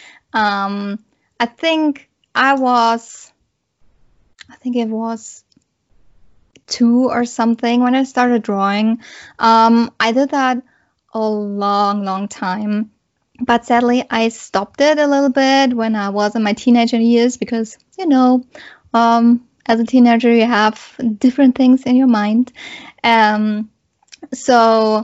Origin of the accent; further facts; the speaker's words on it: Germany; I'm coming from Germany